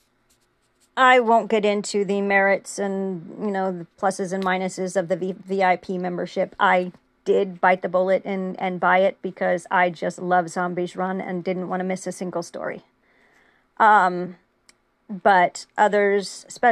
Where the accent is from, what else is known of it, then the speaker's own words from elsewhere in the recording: United States; I'm American